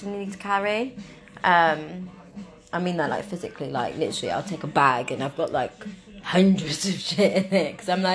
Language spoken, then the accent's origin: English; Cornwall, South West England, United Kingdom; I'm in Cornwall going to London, but, like, I'm Cornish